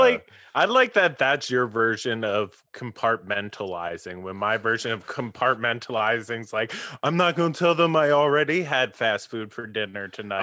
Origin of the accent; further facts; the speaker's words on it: East Coast, United States; moved away; growing up on the East Coast